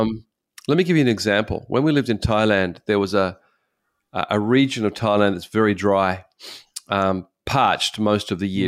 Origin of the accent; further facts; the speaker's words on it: Australia; moved away as an adult; now in Japan; I'm an Australian